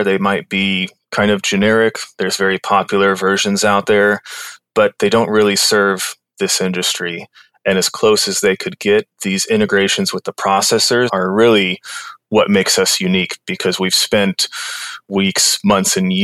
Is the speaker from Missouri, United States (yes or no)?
yes; Kansas City, Missouri, United States; moved away as an adult; also born or lived in New York City; I'm from Kansas City. I was living there.